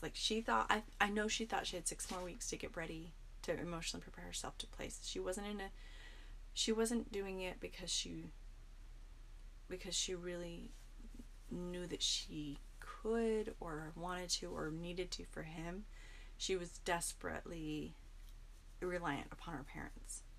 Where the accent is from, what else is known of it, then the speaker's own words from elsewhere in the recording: Mesa, Arizona, United States; also born or lived in Phoenix, Arizona; I grew up here in Mesa